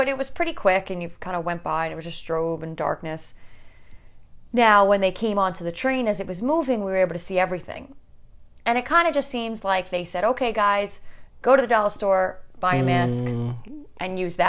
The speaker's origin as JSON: {"language": "English", "region": "New York", "country": "United States", "said": "You know, this, we're from New"}